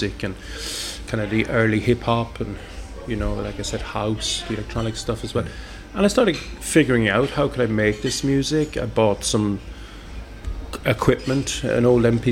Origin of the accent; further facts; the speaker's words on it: Cork, Munster, Ireland; moved away as an adult; now in Sweden; I'm from Cork